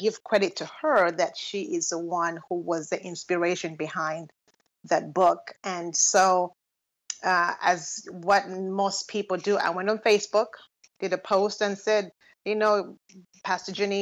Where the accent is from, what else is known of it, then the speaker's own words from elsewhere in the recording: Lusaka, Lusaka Province, Zambia; moved away as an adult; now in United States; I was born and raised in Lusaka, Zambia